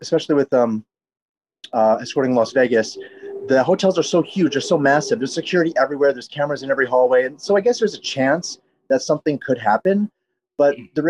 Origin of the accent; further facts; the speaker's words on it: Canada; now in Los Angeles, United States; I grew up in Canada